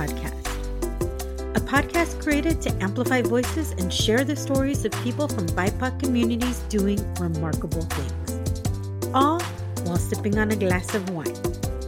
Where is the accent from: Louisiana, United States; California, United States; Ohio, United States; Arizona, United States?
California, United States; San Diego; also born or lived in Dallas, Texas; I'm originally from San Diego, lived all these places and came back